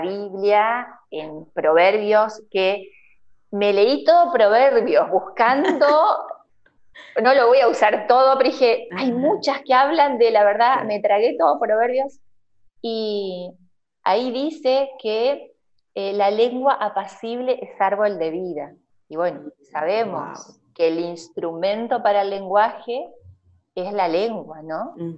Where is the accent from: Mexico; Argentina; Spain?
Argentina; Aldea Protestante, Entre Ríos; also born or lived in Diamante / Viale; now in Aldea San Antonio, Argentina; soy nacida en Diamante, criada en la ah, aldea protestante y termino adoptándome en Viale